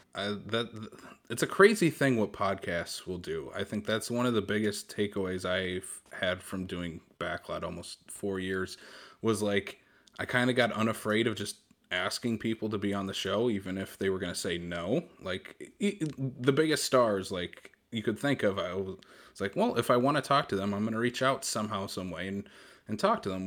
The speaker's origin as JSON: {"language": "English", "region": "Iowa", "country": "United States", "moved": "yes", "lives_now": "South Dakota, United States", "said": "I'm I'm originally from Iowa"}